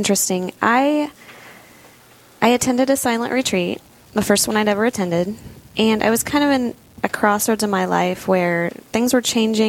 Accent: Holdrege, Nebraska, United States; now in Sioux Falls, United States; I grew up in Holdridge, Nebraska. It's a small town, USA. I was a cradle Catholic. We attended Mass weekly, and I did CCD on Wednesdays growing up.

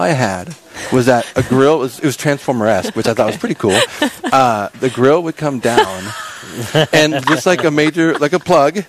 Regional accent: Modesto, California, United States; moved away; also born or lived in Minnesota / Wisconsin; I'm originally from California.

